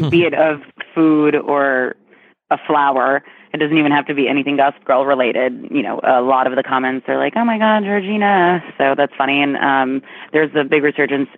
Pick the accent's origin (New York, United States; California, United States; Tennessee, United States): New York, United States; moved away; I get to be in New York. I'm from New York